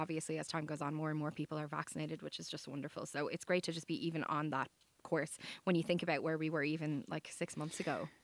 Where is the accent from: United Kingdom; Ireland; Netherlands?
Ireland; Dublin, Leinster; I am from the South Side, but I live in the North Side.